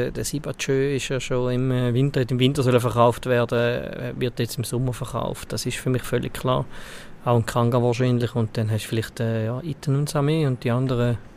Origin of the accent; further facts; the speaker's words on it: Valais, Switzerland; Gut als Walliser.